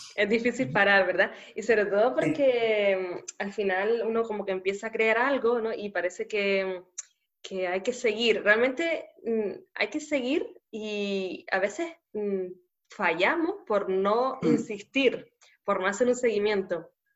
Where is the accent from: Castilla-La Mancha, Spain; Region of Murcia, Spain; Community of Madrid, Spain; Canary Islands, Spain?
Canary Islands, Spain; nacida en Canarias